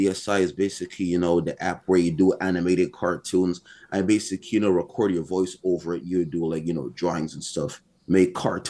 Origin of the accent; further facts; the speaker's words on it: Montreal, Quebec, Canada; born in Montreal, born and raised.